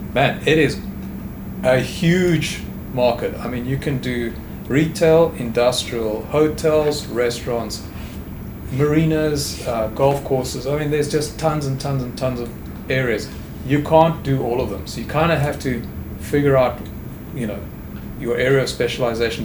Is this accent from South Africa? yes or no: yes; South Africa; moved away as an adult; also born or lived in England; now in Houston, United States; I'm a South African